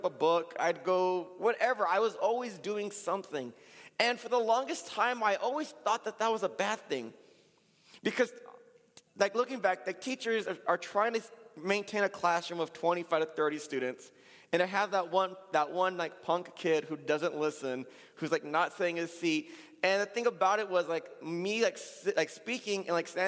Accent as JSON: {"language": "English", "town": "Pomona", "region": "California", "country": "United States", "tie": "born or raised there", "said": "the church I grew up in Pomona"}